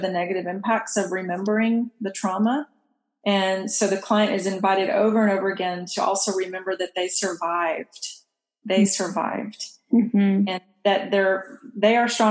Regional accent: Texas, United States; moved away as an adult; also born or lived in Kansas; I'm moving from my home state of Texas to Kansas

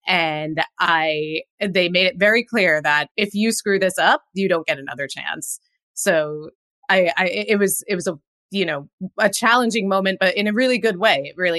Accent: New Jersey, United States; also born or lived in upstate New York; now in Los Angeles, United States; I went to school at Cornell University in upstate New York, and I grew up in New Jersey. So New York was always the big city.

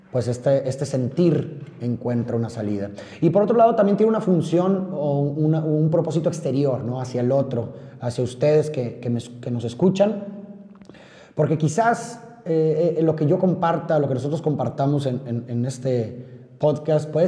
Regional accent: Monterrey, Nuevo León, Mexico; como muchos de ustedes sabrán, soy de Monterrey, Nuevo León, México. Un saludo a todos los regios que nos escuchan en este momento.

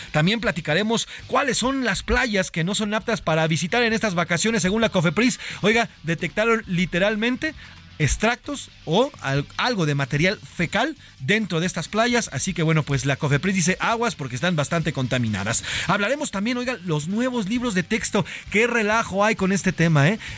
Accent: Mexico; So tenemos bastante tiempo como mexicanos para reflexionar.

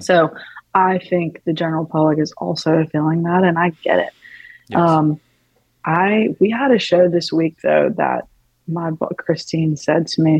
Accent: Tupelo, Mississippi, United States; also born or lived in Athens, Georgia / Nashville, Tennessee; now in Los Angeles, United States; I'm from Mississippi, um, Tupelo, Elvis's birthplace

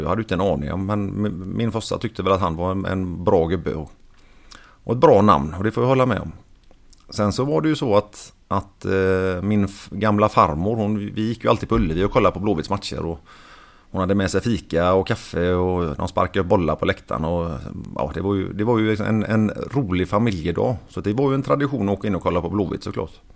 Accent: Sweden; Och vi är ju svenskar

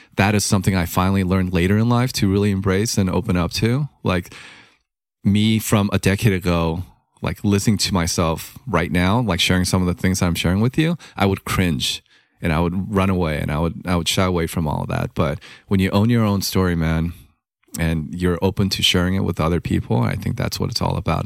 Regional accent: Los Angeles, California, United States; growing up in Hollywood and, you know, immigrant family

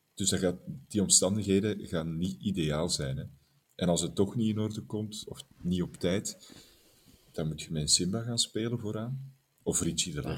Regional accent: Belgium; wij als Belgen

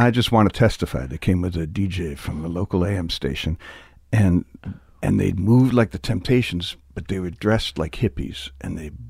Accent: Detroit, Michigan, United States; I'm from Detroit.

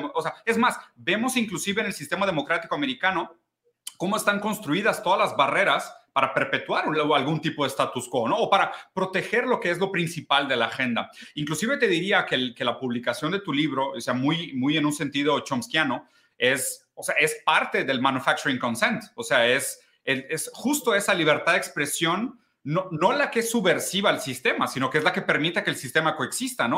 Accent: Brazil; also born or lived in Italy; yo soy brasileño

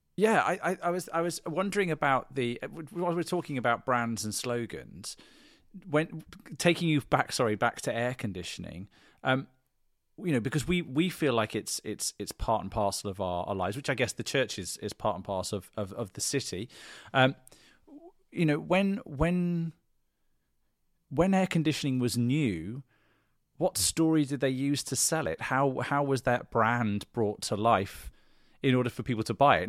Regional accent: England, United Kingdom; I'm from England. I live in England.

